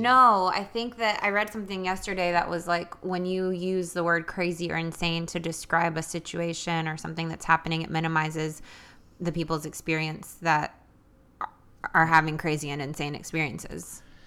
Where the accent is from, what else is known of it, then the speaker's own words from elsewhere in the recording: New York City, New York, United States; now in Nashville, United States; I was born in New York City and I grew up with a family of immigrants